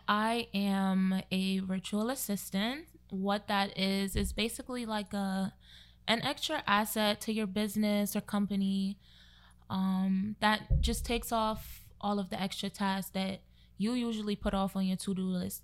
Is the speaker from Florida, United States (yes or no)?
no; New York City, New York, United States; now in Newark, United States; I'm from Brooklyn, of course, but I currently live in Newark